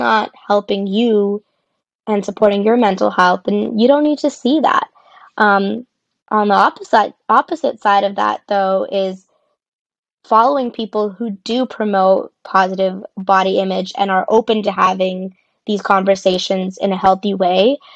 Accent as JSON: {"language": "English", "town": "Tucson", "region": "Arizona", "country": "United States", "also_born_or_lived": "Boston, Massachusetts", "moved": "as an adult", "lives_now": "Los Angeles, United States", "said": "I am originally from Tucson, Arizona, but I currently live in Los Angeles"}